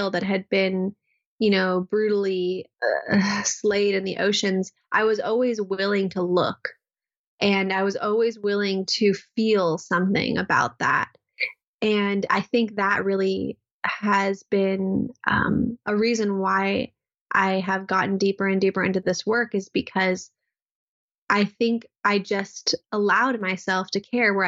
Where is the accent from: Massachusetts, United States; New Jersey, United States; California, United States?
California, United States; Southern; I grew up in Southern California in a place that really wasn't so much about nature connection